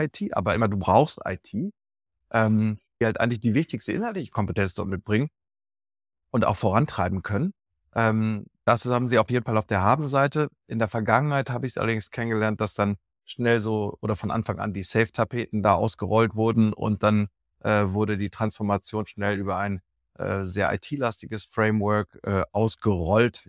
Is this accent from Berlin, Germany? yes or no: no; Dortmund, North Rhine-Westphalia, Germany; now in Düsseldorf, Germany; ich bin in Dortmund ursprünglich geboren, lebe jetzt in Düsseldorf